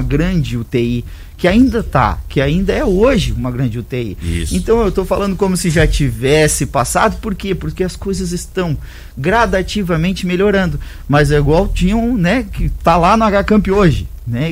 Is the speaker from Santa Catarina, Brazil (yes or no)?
yes; Santa Catarina, Brazil; now in Rio Verde, Brazil; eu sou catarinense, mas tem mais de 15 anos que eu tô em Rio Verde